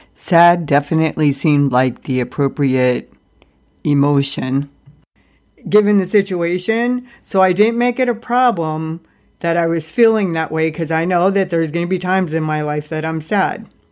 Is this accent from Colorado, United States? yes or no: no; Ohio, United States; everybody who has died that I grew up with in Ohio